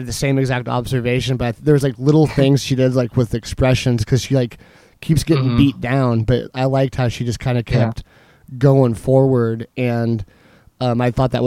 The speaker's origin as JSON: {"language": "English", "town": "Chandler", "region": "Arizona", "country": "United States", "tie": "born or raised there", "said": "my hometown favorite, Sicario"}